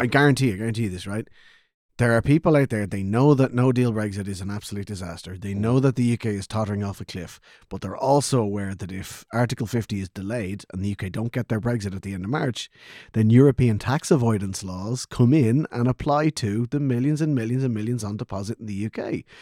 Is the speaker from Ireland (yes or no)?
yes; Kildare, Leinster, Ireland; I'm not from Dublin, I'm from Selborge